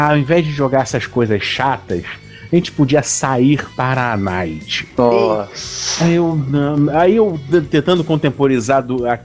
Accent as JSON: {"language": "Portuguese", "region": "Northeast Region", "country": "Brazil", "said": "onde se bebe muita cachaça nordestina somos nordestinos."}